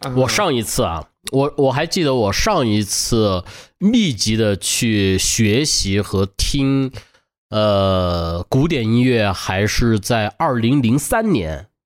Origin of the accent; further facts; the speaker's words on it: Beijing, China; 我小时候在他家长大嘛，在北京